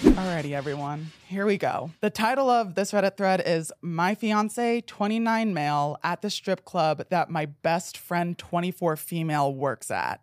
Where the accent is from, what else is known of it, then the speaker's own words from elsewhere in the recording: New Jersey, United States; moved away; I grew up in New Jersey